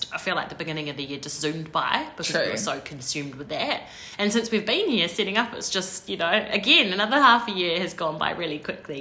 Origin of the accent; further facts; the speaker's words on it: New Zealand; We're two Kiwi girls who share nearly 30 years of friendship